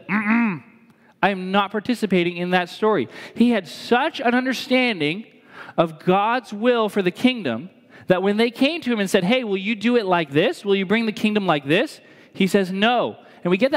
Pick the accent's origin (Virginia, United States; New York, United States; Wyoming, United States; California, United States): New York, United States; New York City; moved away; that's my spot. That's my stomping grounds. That's my hometown